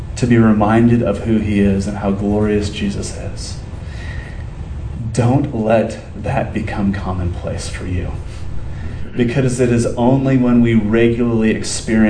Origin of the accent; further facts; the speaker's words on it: Southern California, United States; we grew up in Southern California